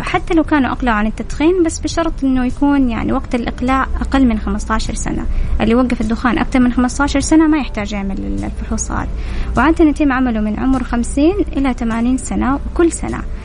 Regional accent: Saudi Arabia; عندنا في السعودية

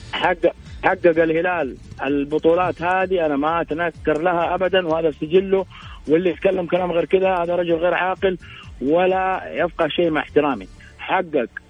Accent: Saudi Arabia; كلنا كسعوديين

